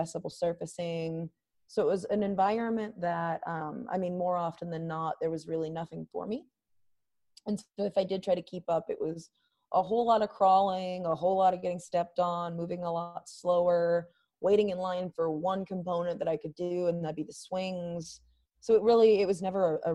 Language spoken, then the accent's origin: English; Charlotte, North Carolina, United States; my hometown of Charlotte, North Carolina